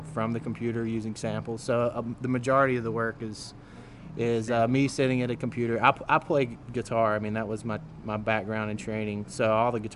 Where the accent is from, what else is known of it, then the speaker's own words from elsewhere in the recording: Clover, South Carolina, United States; I am from the mega city of Clover, South Carolina